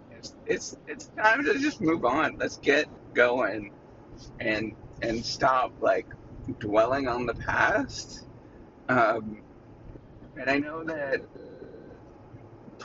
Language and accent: English; Canada; now in United States; when I go back home, I'm Canadian